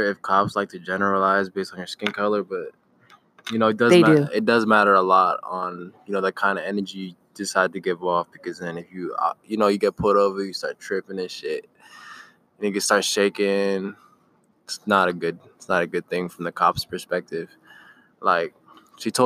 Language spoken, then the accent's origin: English; Las Vegas, Nevada, United States; We repping for Vegas for life